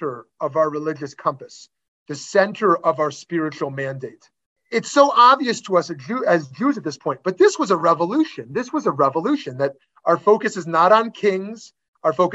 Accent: Canada; myself as a Canadian

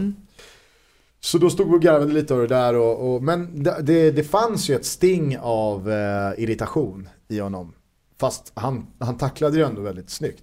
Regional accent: Stockholm and Solna, Stockholm County, Sweden; Vi är ju från eh, Stockholm och Solna

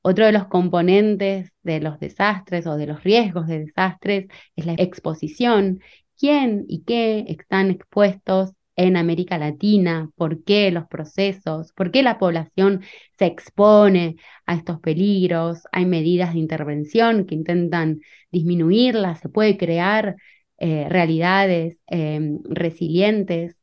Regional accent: Argentina; also born or lived in Bariloche, Argentina / Lausanne, Switzerland; yo soy de Argentina

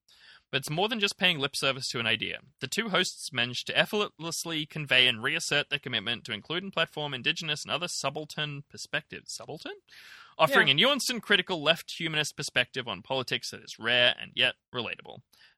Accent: Germany; also born or lived in Ireland; So I'm from Germany. I've lived in Ireland and I visited Aotearoa/New Zealand, close enough.

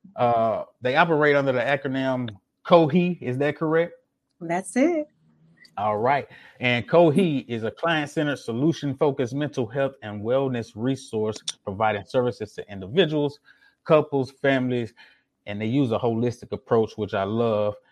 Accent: Jackson, Mississippi, United States; now in Houston, United States; I wasn't born in Mississippi, but I was raised in Mississippi

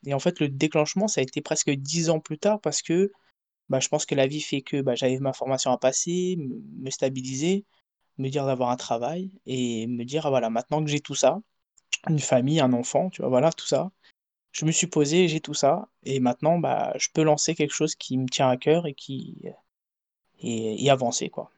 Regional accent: France; moved away; also born or lived in Portugal; j'ai grandi en France, je suis parti vivre à l'étranger, au Portugal.

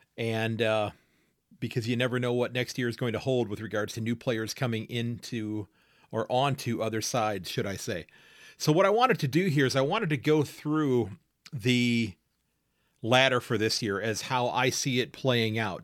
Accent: United States; as an American, as a Yank

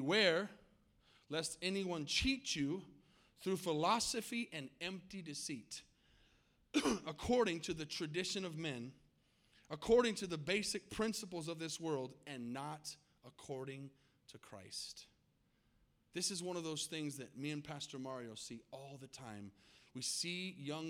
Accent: Tucson, Arizona, United States; now in Texas, United States; I grew up in Tucson, Arizona

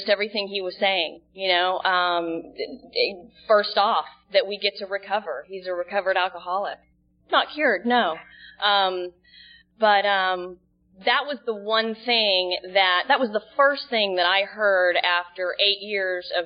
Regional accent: Dallas, Texas, United States; moved away as an adult; also born or lived in Dana Point, California / Laguna Niguel, California; now in Seal Beach, United States; I'm from Dallas, Texas. I actually live in Seal Beach now

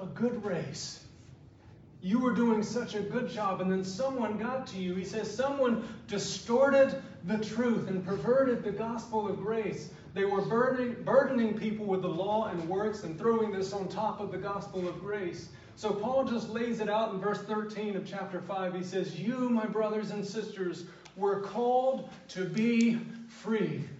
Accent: South Georgia, United States; I was born and raised in South Georgia

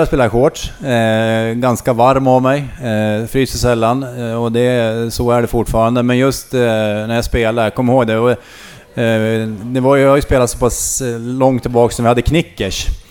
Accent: Skutskär, Uppsala County, Sweden; moved away; also born or lived in Västerås / Gävle; jag är från Skutskär från början

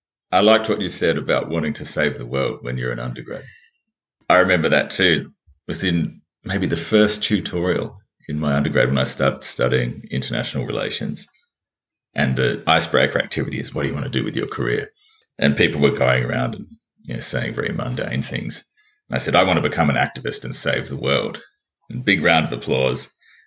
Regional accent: Mount Gambier, South Australia, Australia; also born or lived in Adelaide / Seoul; now in Melbourne, Australia; at the time when I first went to Korea, I was living in Adelaide. I grew up in Mount Gambier in a smaller town.

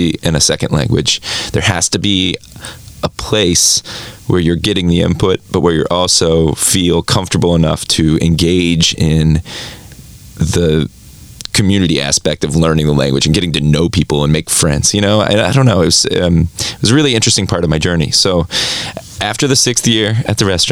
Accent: Southern Ohio, United States; moved away as an adult; also born or lived in Boulder, Colorado; I grew up in Southern Ohio, where there wasn't a lot of Spanish being spoken

